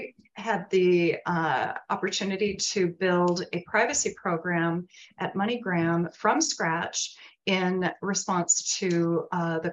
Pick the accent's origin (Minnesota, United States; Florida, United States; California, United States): Minnesota, United States; Minneapolis; I went to work for one of the larger law firms in my hometown of Minneapolis.